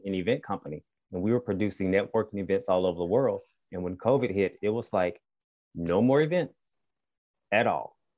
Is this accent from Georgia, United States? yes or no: yes; Albany, Georgia, United States; moved away; also born or lived in Atlanta, Georgia / Seattle, Washington; I was raised in South Georgia.